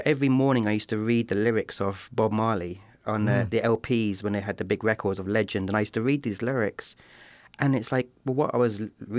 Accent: Eastbourne, South East England, United Kingdom; I was the first non-white person born in my hometown in southern England, in Eastbourne, a small town of about 80,000 people.

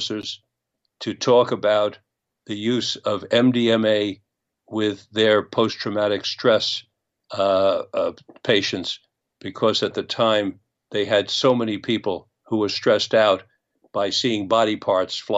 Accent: United States; as an American citizen

